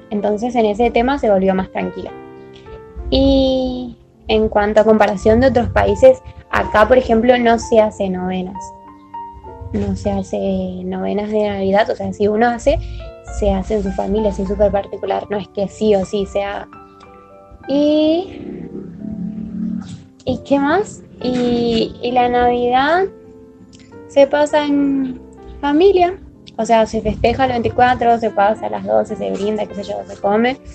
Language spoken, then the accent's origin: Spanish; Corrientes, Argentina; Bueno, en mi provincia, por ejemplo, eh, yo soy de Corrientes, que es al norte de Argentina